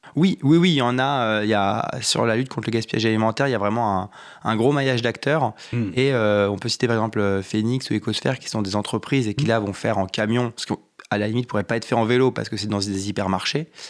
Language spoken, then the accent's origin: French; Val-d'Oise, Île-de-France, France; also born or lived in Compiègne / Saint-Étienne; now in Paris, France; j'ai grandi dans le petite ville du, Val d'Oise et après je fais mes études à Compiègne